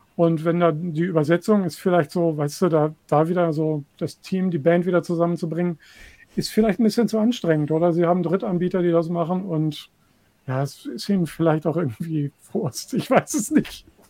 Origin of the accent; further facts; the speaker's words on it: Hanover, Lower Saxony, Germany; in meiner Heimatstadt Hannover hier